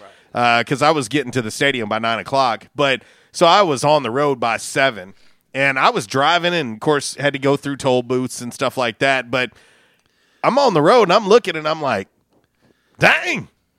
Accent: St. Petersburg, Florida, United States; moved away; also born or lived in Jonesboro; when I was growing up in St. Petersburg, Florida

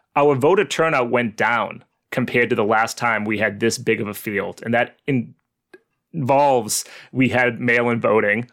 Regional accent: Haverhill, Massachusetts, United States; I grew up in Haverhill, Massachusetts.

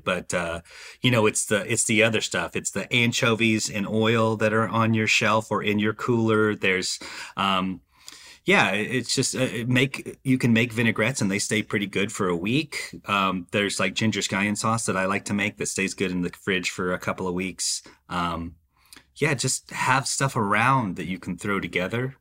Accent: Dallas, Texas, United States; moved away as an adult; also born or lived in Savannah; now in Atlanta, United States; I'm from Dallas, Texas. Uh, I grew up, uh, you know, the youngest, uh, uh, uh, the youngest boy in a Mexican-American family

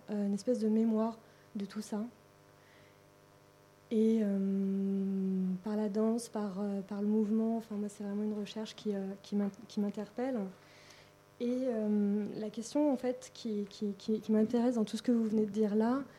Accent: France; also born or lived in Berlin, Germany / Africa; né à Berlin, grandi entre la France et l'Afrique, je vous laisse faire le reste.

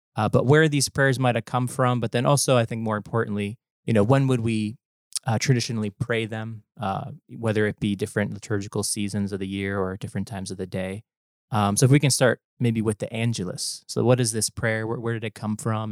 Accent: New Jersey, United States; accent: Jersey; my Jersey accent

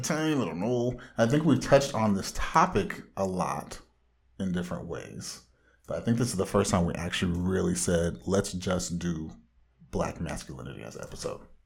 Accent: Orange County, Southern California, United States; comic book fanatic from the widest part of Southern California

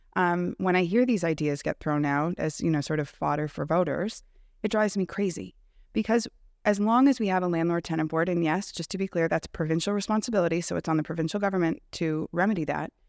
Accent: Canada; I'm also a Canadian

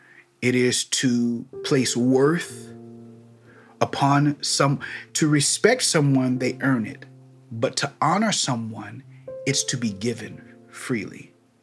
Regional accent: Missouri, United States; But me, I'm from Missouri. I'm from the show me state.

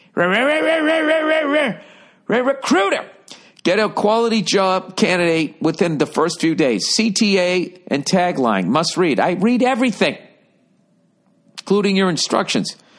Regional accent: outside of Boston, Massachusetts, United States; growing up outside of Boston

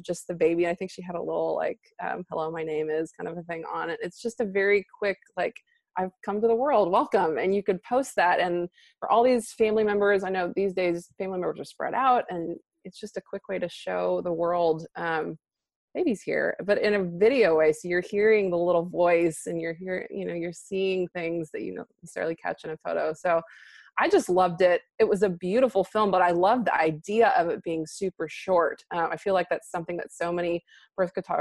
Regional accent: Texas, United States; I'm from Texas

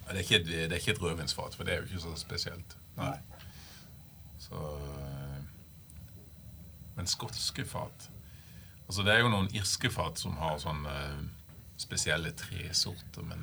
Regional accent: Lista, Agder, Norway; Når jeg er fra Lista

